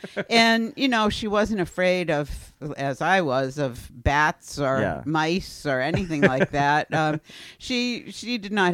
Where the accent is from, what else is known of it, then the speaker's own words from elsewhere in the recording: Paxton, Massachusetts, United States; also born or lived in Worcester, Massachusetts; I was born in Worcester and lived in Worcester for the first almost 8 years of my life. First in a three-decker, then we upgraded to a two-decker, and then our parents bought land in Paxton and built a house there. So from the mid-50s until they sold that house in 1962, that's where we grew up in Paxton.